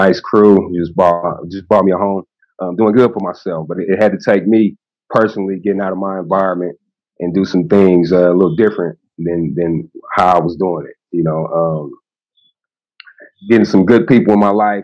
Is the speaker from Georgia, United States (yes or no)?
no; Pittsburg, California, United States; moved away as an adult; I'm from Pittsburgh, California, 42 years